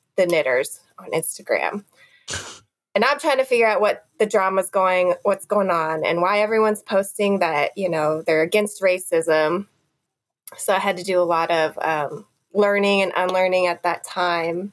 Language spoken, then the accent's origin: English; Nebraska, United States; also born or lived in Missouri, United States / South Korea; I grew up in Nebraska and Missouri